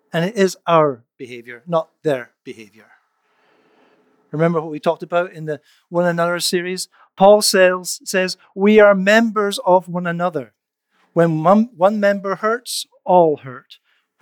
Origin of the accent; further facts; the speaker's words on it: Canada; as a Canadian